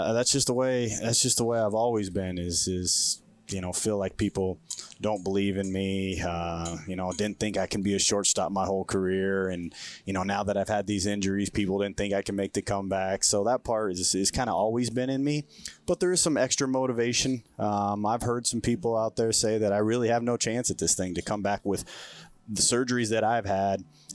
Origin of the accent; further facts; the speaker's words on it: Bay Area, California, United States; also born or lived in Oakland / San Jose; I moved around. I think living in that Bay Area, my parents not having too much money. We were moving around a lot, so a lot of different. So we were renting everywhere. So I was anywhere from Oakland to San Jose, really. So lived in a lot of different places.